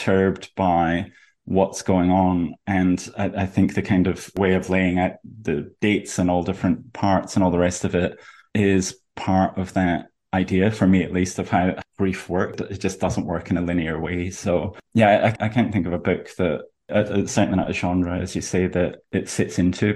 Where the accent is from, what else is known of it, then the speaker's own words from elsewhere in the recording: Scotland, United Kingdom; as a Scottish person